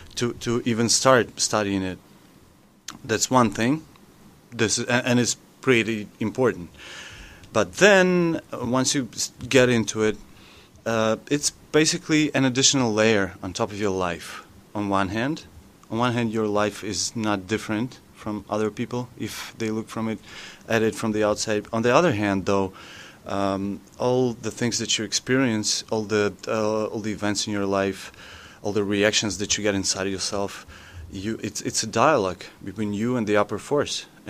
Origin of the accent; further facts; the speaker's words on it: Ukraine; English is a second language; I'm from Ukraine, so like English is not my native language.